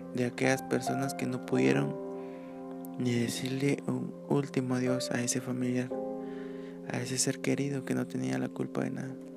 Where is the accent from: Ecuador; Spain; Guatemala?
Guatemala; yo soy de Guatemala.